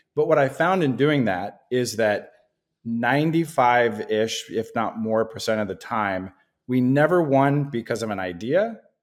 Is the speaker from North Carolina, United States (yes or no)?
no; Portland, Oregon, United States; also born or lived in Oklahoma / Boston; I grew up here in the Portland metro area. I've been here since I was, you know, five or so years old